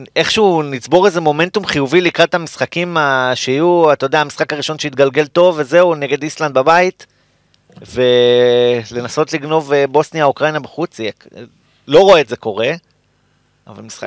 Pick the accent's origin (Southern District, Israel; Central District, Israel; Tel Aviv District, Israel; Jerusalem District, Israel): Jerusalem District, Israel; Jerusalem; אני גם ירושלמי, באתי עכשיו מירושלים